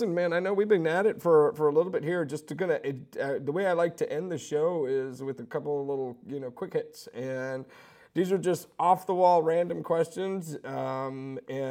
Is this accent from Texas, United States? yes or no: yes; Sugar Land, Texas, United States; I'm an Indian kid from Sugar Land